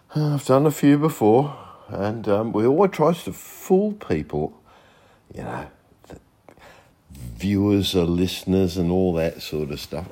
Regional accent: Australia; I'm an Australian

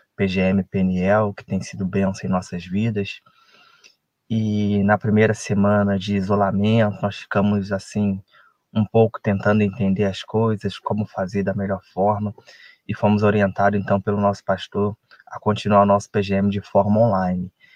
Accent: Resende, Rio de Janeiro, Brazil; Sou de Resende, estado do Rio de Janeiro

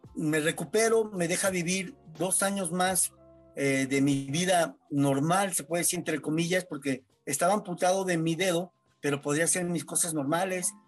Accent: San Luis Potosí, Mexico; vivo en San Luis Potosí, nací en San Luis Potosí

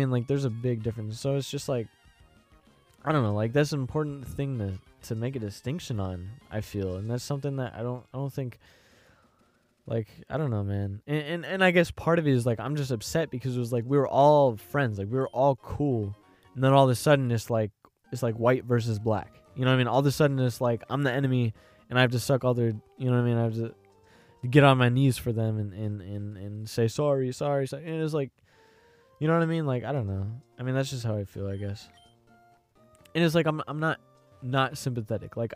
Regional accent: Ireland; I'm Irish and and uh, I know in Ireland uh Britain Britain, Ireland, Brit, the British and Irish, they have beef

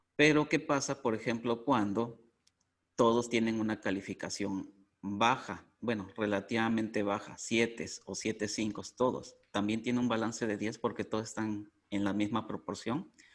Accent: Mexico; soy de México

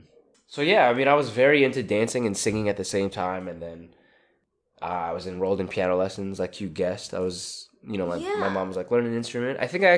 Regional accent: Staten Island, New York, United States; I grew up in Staten Island.

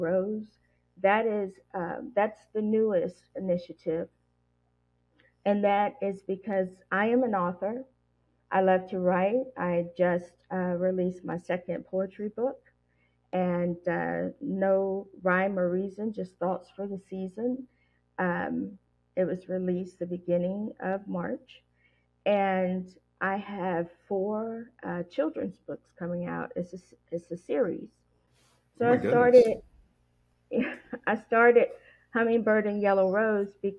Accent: Tennessee, United States; that's my home state

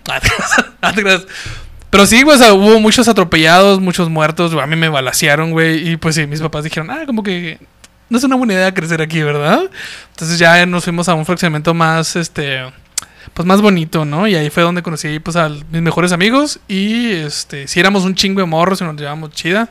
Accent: Mexico; como mexicano

